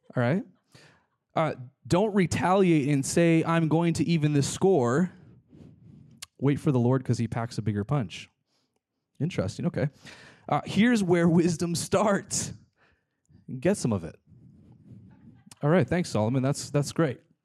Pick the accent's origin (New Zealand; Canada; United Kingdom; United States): Canada; British Columbia; moved away; I lived in British Columbia, Canada. I'm Canadian